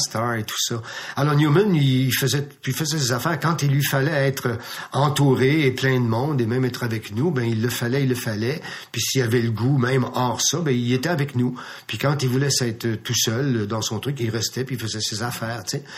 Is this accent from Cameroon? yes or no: no; Farnham, Quebec, Canada; dans ma ville, je viens de Farnham